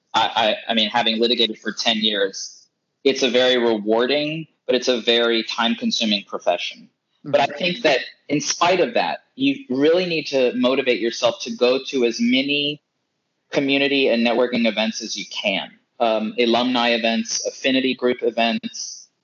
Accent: North Carolina, United States; I was born and raised in North Carolina

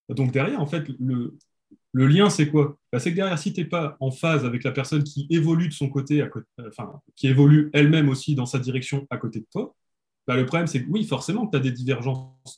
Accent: France; on est français

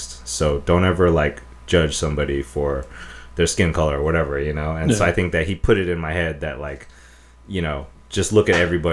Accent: Oakland, California, United States; I grew up in Oakland

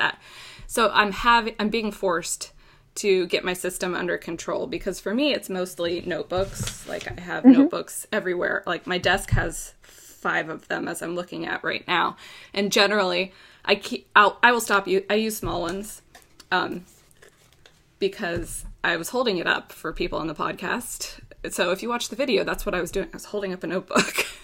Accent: Florida, United States; I'm from Florida

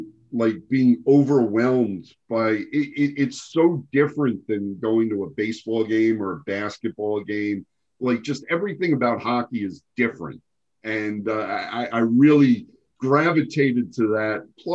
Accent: New York City, New York, United States; I grew up in Lower Manhattan.

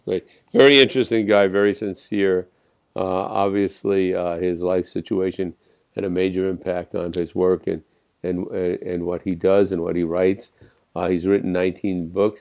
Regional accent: Jersey City, New Jersey, United States; I'm from Jersey City across the river

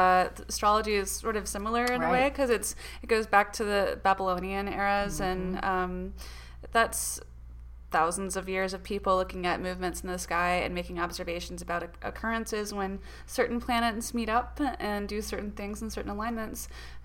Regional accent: the South, United States; We are from the South

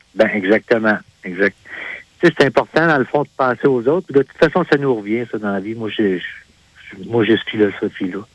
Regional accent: Sayreville, Quebec, Canada; also born or lived in Sherbrooke, Quebec; suis natif de Sayreville.

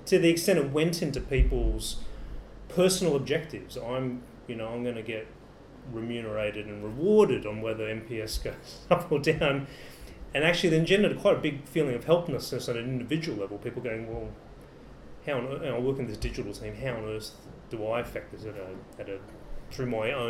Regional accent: Australia; As an Australian

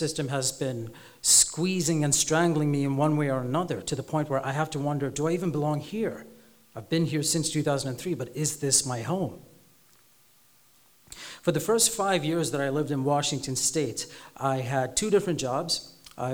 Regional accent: Sri Lanka; accent: vaguely American, slightly British; also born or lived in Dubai; I am Sri Lankan, but I was born in Dubai. I have a vaguely American accent, but it sounds slightly British

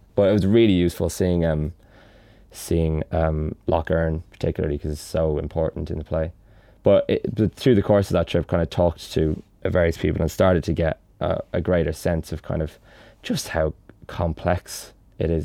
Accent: Dublin, Leinster, Ireland; growing up in Dublin

